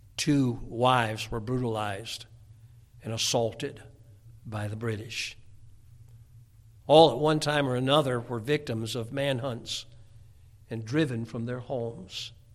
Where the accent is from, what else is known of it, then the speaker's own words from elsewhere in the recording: United States; as an American